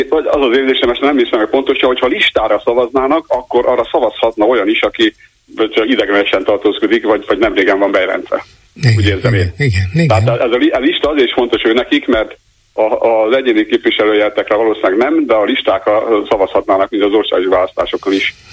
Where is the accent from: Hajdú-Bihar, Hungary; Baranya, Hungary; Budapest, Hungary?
Budapest, Hungary; Hihetetlen egyébként, de Budapesten nem hihetetlen, mert ismerjük a budapestieket. Én is budapesti vagyok.